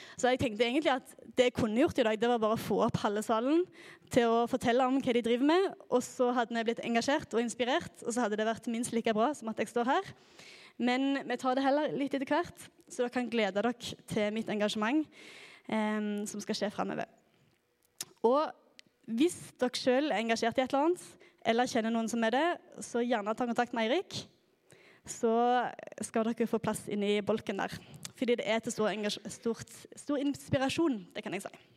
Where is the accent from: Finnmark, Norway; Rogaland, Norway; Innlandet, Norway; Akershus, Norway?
Rogaland, Norway; Klepp; moved away as an adult; now in Oslo, Norway; Jeg kommer fra Klepp i Rogaland